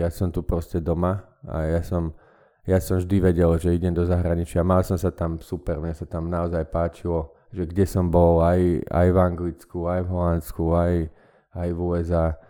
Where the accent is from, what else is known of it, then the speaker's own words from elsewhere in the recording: Banská Bystrica, Banská Bystrica Region, Slovakia; moved away as an adult; also born or lived in London / Netherlands; now in Bratislava, Slovakia; ja som z Banskej Bystrice